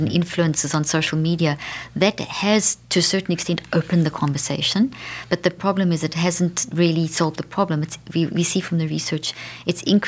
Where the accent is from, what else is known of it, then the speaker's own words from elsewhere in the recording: South Africa; moved away; I come from South Africa